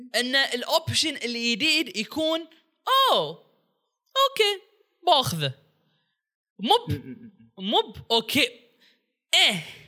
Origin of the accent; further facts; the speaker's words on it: Bahrain; انا بحريني